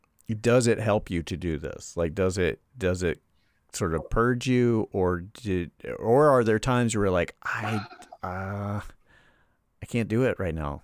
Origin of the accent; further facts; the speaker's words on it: Charlotte, North Carolina, United States; also born or lived in Greensboro, North Carolina; I'm originally from Charlotte